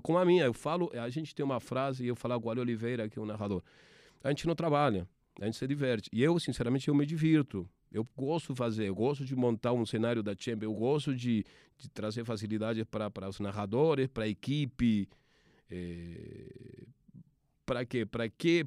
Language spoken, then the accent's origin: Portuguese; Argentina; accent: Argentine; Portuguese is a second language; moved away; Dá para perceber que sou argentino pelo, pelo meu sotaque, minha forma charmosa de falar.